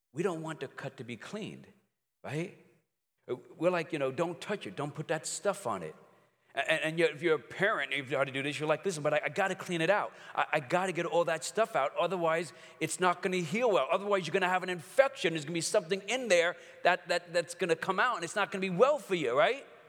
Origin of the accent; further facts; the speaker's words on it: New York City, New York, United States; I grew up in Brooklyn